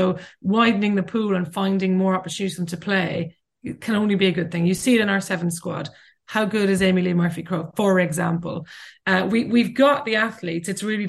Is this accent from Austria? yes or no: no; Ireland; because I'm Irish